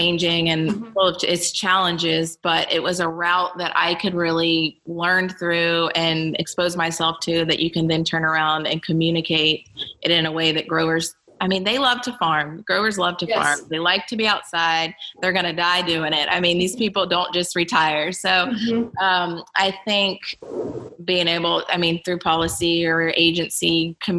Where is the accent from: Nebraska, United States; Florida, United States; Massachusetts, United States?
Florida, United States; Hillsborough County; I grew up in Hillsborough County and my mom's family's been here for years